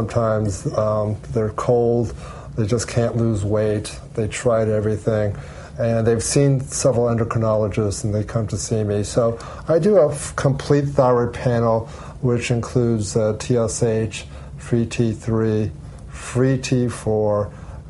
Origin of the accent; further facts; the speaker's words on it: Allentown, Pennsylvania, United States; moved away as an adult; also born or lived in Pittsburgh, Pennsylvania / Central Florida; now in Orlando, United States; my hometown in Allentown, Pennsylvania